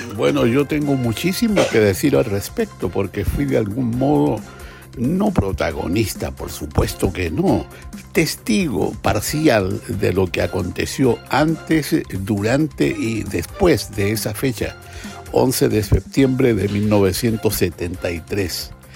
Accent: Chile; soy chileno, sobre todo porque vi, porque viví y sentí lo que significó la dictadura

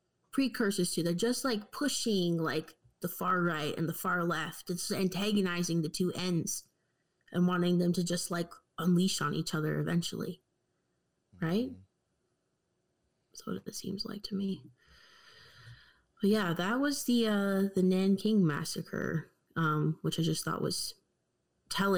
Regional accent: Canada; me growing up in Canadian school

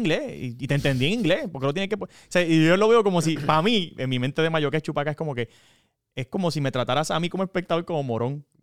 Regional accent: Corozal, Puerto Rico; yo soy de Corozal

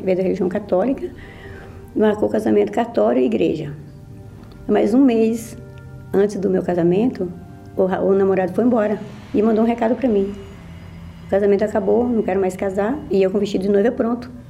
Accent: Minas Gerais, Brazil; tenho 58 anos e sou de Minas Gerais

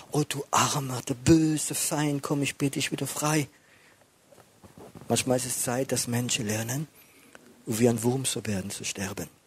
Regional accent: France; German is a second language; bin Franzose. Das ist vielleicht etwas wie für Deutsche mehr ist, ich weiß es nicht.

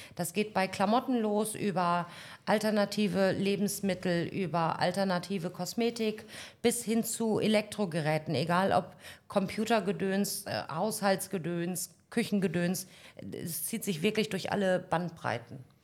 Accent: North Rhine-Westphalia, Germany; also born or lived in Berlin; now in Paphos, Cyprus; Ich bin in Nordrhein-Westfalen geboren

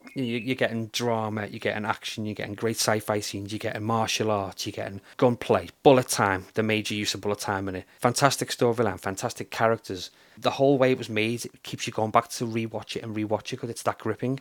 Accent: Liverpool, North West England, United Kingdom; also born or lived in Runcorn; although I was technically given birth to in um, in Liverpool, I was brought up in Runcorn the first couple of years of my life

